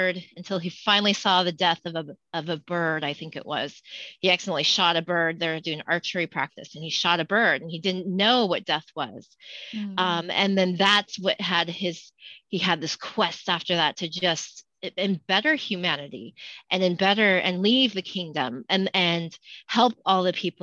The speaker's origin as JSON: {"language": "English", "town": "Spokane", "region": "Washington", "country": "United States", "tie": "born or raised there", "also_born_or_lived": "Great Falls, Montana / San Diego", "said": "I was born and raised here in Spokane"}